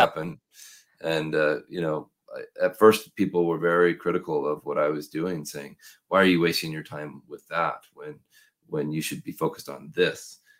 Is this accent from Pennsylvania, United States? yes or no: no; Portland, Oregon, United States; I'm from Portland, Oregon